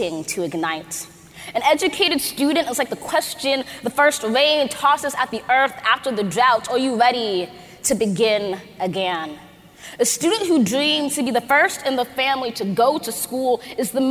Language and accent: English; Los Angeles, California, United States; I grew up in Los Angeles, California